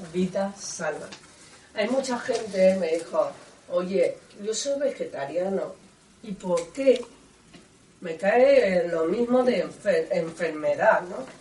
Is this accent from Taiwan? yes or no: yes; Taiwan; Spanish is a second language; moved away as an adult; now in Spain; yo soy de Taiwán